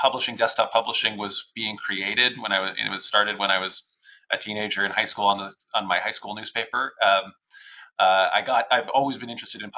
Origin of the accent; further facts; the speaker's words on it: Minnesota, United States; now in Toronto, Canada; I grew up in Minnesota